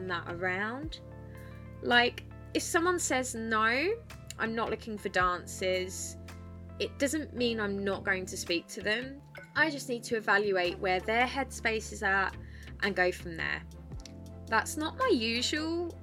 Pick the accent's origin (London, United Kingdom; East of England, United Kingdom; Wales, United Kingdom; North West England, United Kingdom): East of England, United Kingdom; Essex; moved away as an adult; now in north of England, United Kingdom; I am from Essex